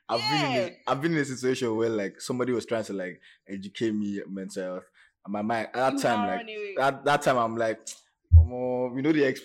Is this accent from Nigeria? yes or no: yes; Nigeria; As a Nigerian man